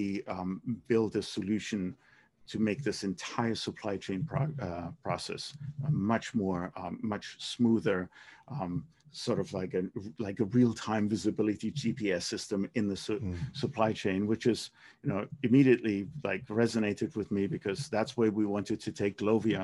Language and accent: English; Germany; moved away; my hometown in Germany.